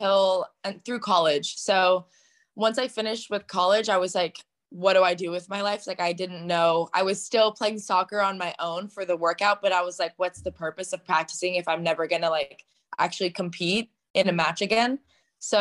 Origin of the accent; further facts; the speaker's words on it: Southern Orange County, California, United States; I'm from Southern Orange County, California